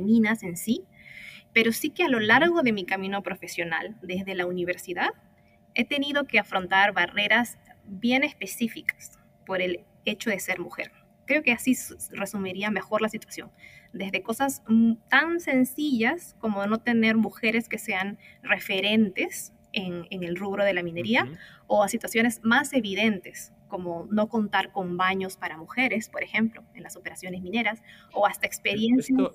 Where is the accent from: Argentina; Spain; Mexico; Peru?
Peru; also born or lived in United States / Africa; now in Chile; soy peruana originalmente